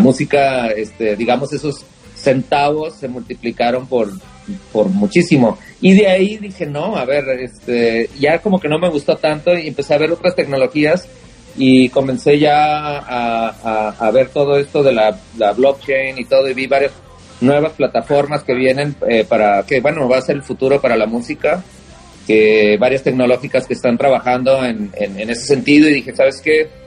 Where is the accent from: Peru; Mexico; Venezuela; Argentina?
Mexico; northern Mexico; somos del norte